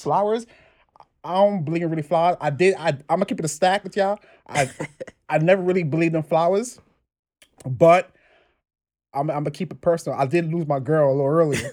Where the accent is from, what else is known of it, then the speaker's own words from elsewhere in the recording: New York City, New York, United States; also born or lived in Brooklyn, New York; from the Bronx, New York. I've been in the Bronx all my life. Now in Brooklyn